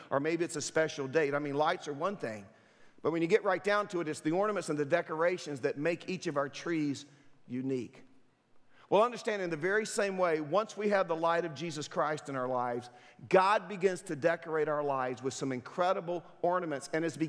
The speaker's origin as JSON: {"language": "English", "town": "Durham", "region": "North Carolina", "country": "United States", "tie": "born or raised there", "said": "when I was a teenager, I grew up in Durham, and some of my friends, we decided to go out to Lake Mickey and camp out on a Friday night."}